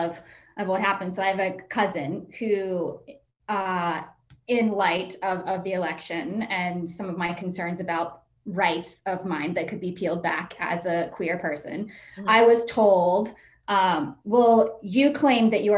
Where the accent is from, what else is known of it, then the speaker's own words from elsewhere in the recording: West Virginia, United States; I grew up in West Virginia